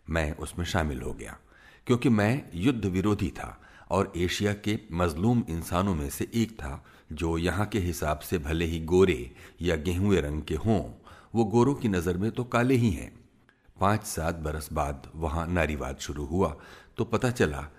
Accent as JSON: {"language": "Hindi", "country": "India", "said": "मैं मुसलमानों के घर में पैदा हुआ था लेकिन मैं खुद को न मुसलमान समझता हूँ न हिंदू मैं कहता हूं कि मैं एक आधुनिक धर्मनिरपेक्ष भारत का नागरिक हूं"}